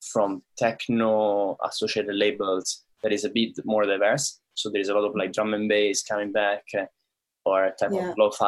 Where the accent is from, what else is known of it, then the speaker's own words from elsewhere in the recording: Rome, Lazio, Italy; moved away; I come from Rome in Italy